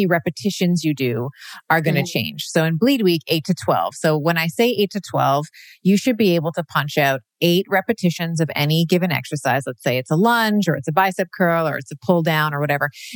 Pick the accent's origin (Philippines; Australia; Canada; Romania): Canada; born in Canada. So, you know, Canada's my country of birth